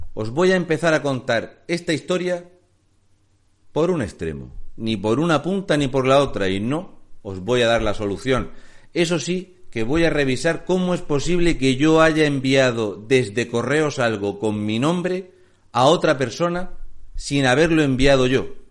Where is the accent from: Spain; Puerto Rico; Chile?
Spain; Region of Murcia; soy un murciano encabronado.